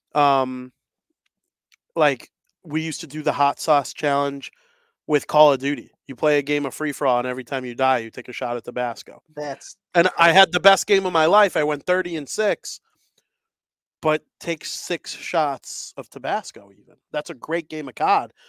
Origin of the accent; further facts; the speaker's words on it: Illinois, United States; I'm from Illinois.